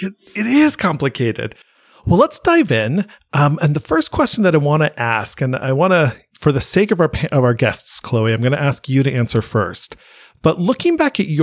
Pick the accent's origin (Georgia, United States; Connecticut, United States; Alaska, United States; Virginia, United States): Virginia, United States; also born or lived in California; I am a Virginian. I was born in California, but I'm a Virginian